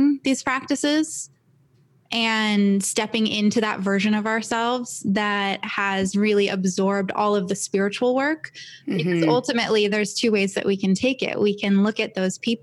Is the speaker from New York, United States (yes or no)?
no; Los Angeles, California, United States; also born or lived in San Diego; I was born and raised in LA. I was born in Santa Monica, grew up here.